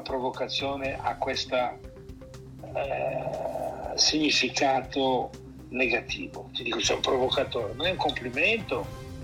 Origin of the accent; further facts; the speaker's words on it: Milan, Lombardy, Italy; now in Tuscany, Italy; sono milanese però vivo in Toscana